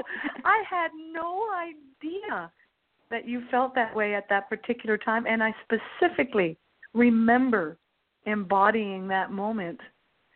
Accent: Hamilton, Ontario, Canada; also born or lived in Ottawa; was born in Hamilton, Ontario, not far from Toronto. But my roots are Acadian. My parents are French Acadians from Prince Edward Island

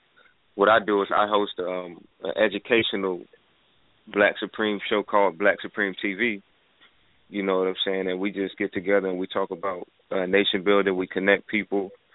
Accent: Florida, United States; I'm from South Florida. You know what I'm saying? I'm 24 years old. Just turned 24 this year.

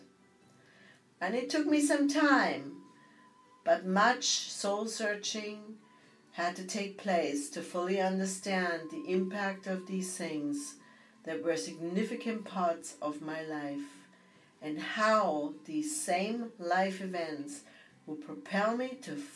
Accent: Bavaria, Germany; moved away; growing up in Bavaria

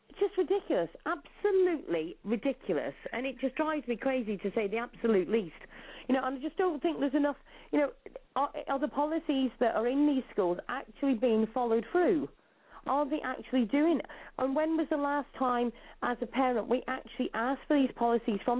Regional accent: New York, United States; I'm from New York.

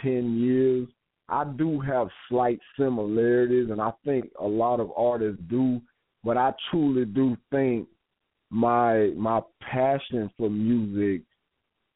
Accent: Florida, United States; my home state of Florida

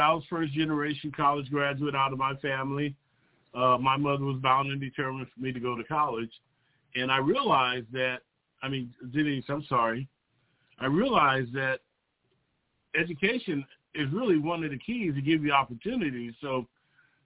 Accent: South Bay, Southern California, United States; I'm a local product to Southern California. I grew up in the South Bay region

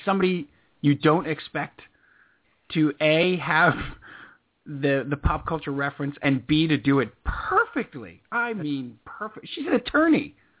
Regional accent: Commack, New York, United States; moved away; also born or lived in Los Angeles; I am from Comac. There's a Motor Inn and a White Castle.

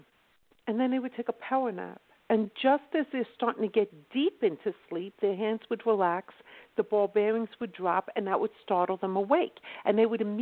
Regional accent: Philadelphia, Pennsylvania, United States; accent: UK sound; I'm actually from South Philadelphia

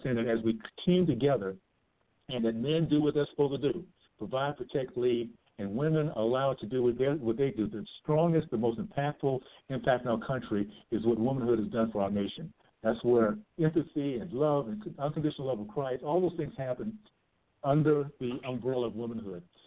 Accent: Tallahassee, Florida, United States; now in Utah, United States; I grew up in the Deep South, Tallahassee, Florida.

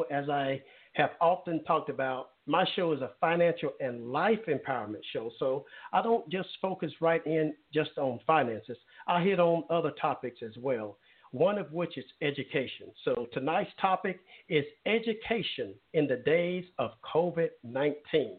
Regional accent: Alabama, United States; Mobile, Alabama, my home state

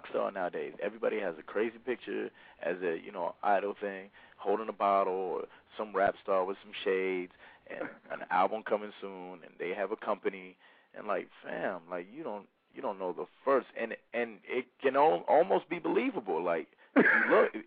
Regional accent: Dallas, Texas, United States; Dallas, I'm from Dallas. I live in Dallas also

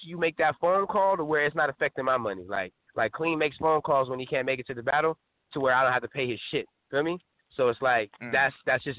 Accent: West Coast, United States; I'm from the West Coast

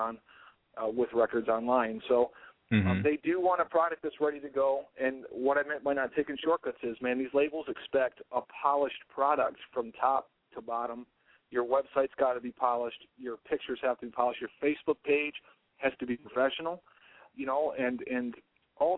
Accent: Detroit, Michigan, United States; I'm from Detroit

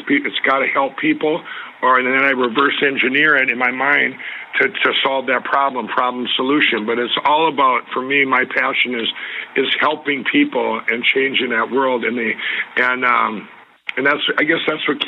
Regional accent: Minnesota, United States; here in my home state of Minnesota

